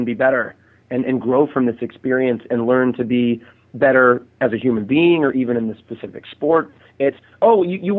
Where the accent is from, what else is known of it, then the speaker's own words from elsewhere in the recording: Houston, Texas, United States; born there; now in San Diego, United States; I live in San Diego, California. I was born in Houston, you know, which is Clear Lake